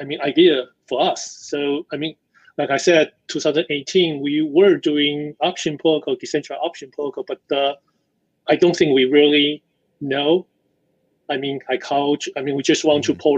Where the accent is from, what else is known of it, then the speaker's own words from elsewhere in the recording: Taiwan; also born or lived in United States; I grew up in Taiwan